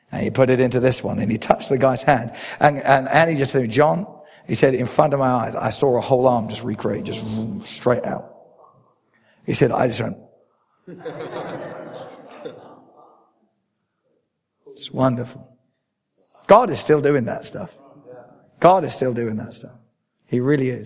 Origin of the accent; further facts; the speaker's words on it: England, United Kingdom; I am an Englishman.